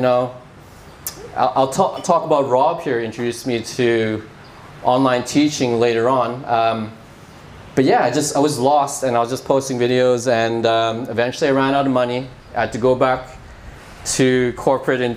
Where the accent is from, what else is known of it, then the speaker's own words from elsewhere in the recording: Vancouver, British Columbia, Canada; moved away as an adult; I'm from Vancouver, Canada. Had a 13-year career there